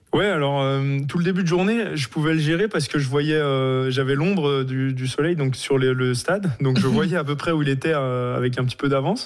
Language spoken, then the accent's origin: French; Le Grand-Bornand, Auvergne-Rhône-Alpes, France; also born or lived in Norway; je suis du Grand Bornand